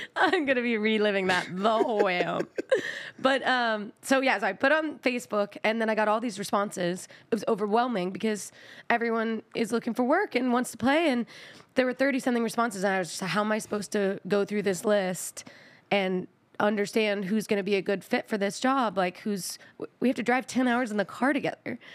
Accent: Texas, United States; I'm from Texas.

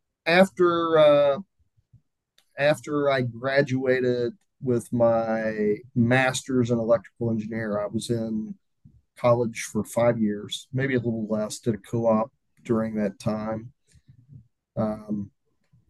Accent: Louisville, Kentucky, United States; I'm from Louisville, Kentucky

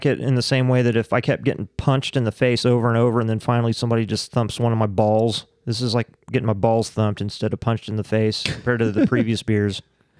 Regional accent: Oklahoma, United States; I am from Oklahoma.

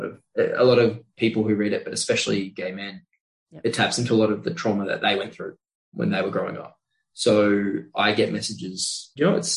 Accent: Australia; born or raised there

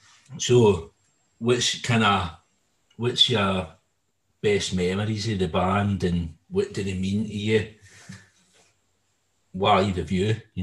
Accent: Wishaw, Scotland, United Kingdom; I was from Wishaw

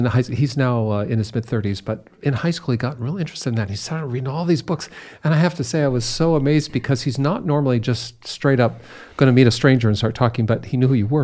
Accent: United States; as an American

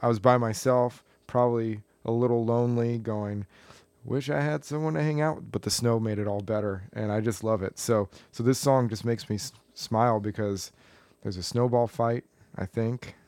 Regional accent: Tucson, Arizona, United States; moved away as an adult; also born or lived in Collegeville, Pennsylvania; I grew up in Tucson, Arizona

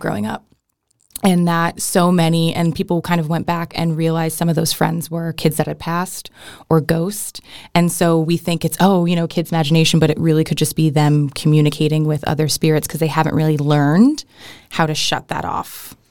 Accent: Riverside County, Southern California, United States; I grew up in California, which is Southern California in the San Bernardino County, um, or sorry, Riverside County

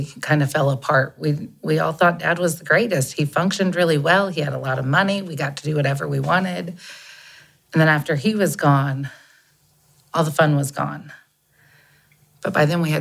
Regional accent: Scottsdale, Arizona, United States; I was raised in Scottsdale, Arizona

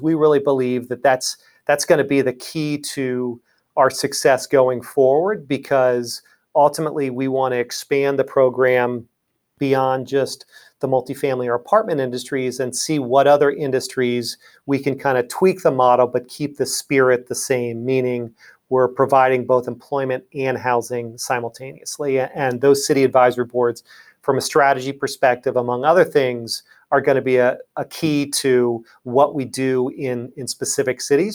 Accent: Lancaster, Pennsylvania, United States; moved away as an adult; also born or lived in Pittsburgh, Pennsylvania / Washington, D.C. area; I'm from Lancaster, Pennsylvania, originally

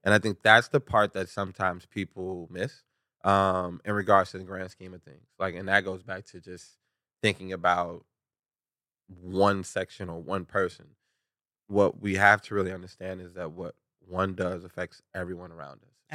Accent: Chicago, Illinois, United States; growing up in Chicago

